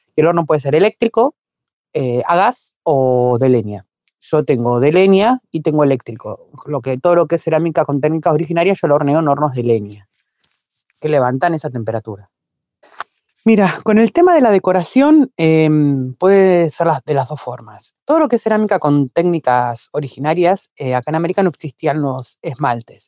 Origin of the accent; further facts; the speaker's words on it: La Plata, Buenos Aires Province, Argentina; Yo soy platense, eh, nací y vivo en La Plata.